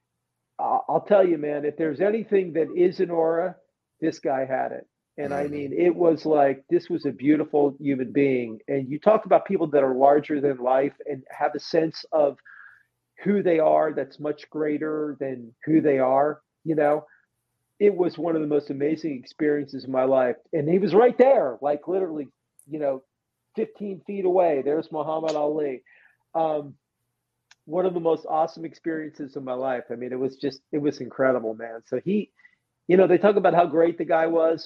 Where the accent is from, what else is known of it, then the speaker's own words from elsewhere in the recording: New Jersey, United States; I'm from South Jersey, so like we're not big into that kind of stuff